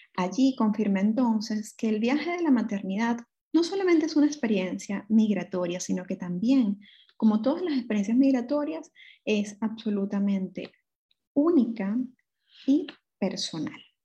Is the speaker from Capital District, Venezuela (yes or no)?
yes; Caracas, Capital District, Venezuela; moved away as an adult; mi ciudad natal, Caracas, Venezuela